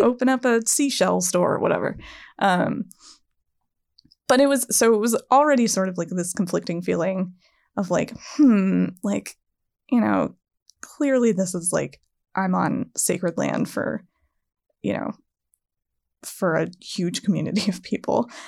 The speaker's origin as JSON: {"language": "English", "region": "East Coast", "country": "United States", "said": "I'm from the East Coast"}